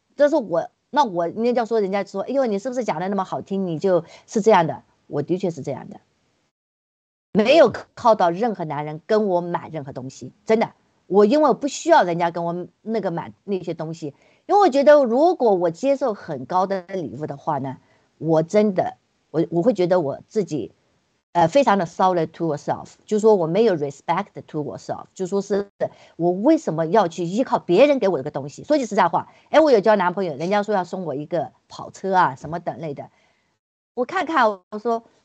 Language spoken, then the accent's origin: Chinese; China; moved away; 我们作为，都是从墙里面出来的